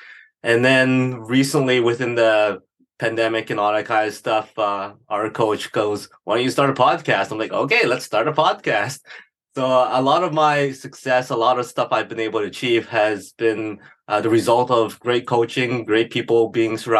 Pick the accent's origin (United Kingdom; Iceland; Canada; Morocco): Canada; Edmonton, Alberta; Born and raised in Edmonton, Alberta